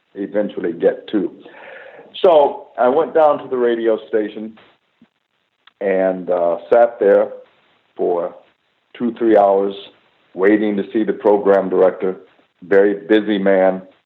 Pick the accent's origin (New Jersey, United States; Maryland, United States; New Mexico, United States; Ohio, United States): Ohio, United States; Cleveland; moved away; also born or lived in Pasadena; I grew up in, in the 50s and then in the 60s uh, in Cleveland